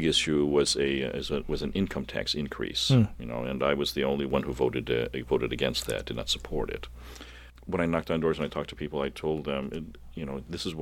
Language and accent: English; Cleveland, Ohio, United States; also born or lived in Seven Hills, Ohio / Dubois, Pennsylvania; I was born and raised here in Northeastern Ohio